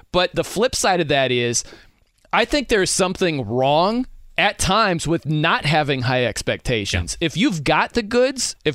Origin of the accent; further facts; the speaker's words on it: South Bend, Indiana, United States; I'm from South Bend, so I, I grew up on Notre Dame football.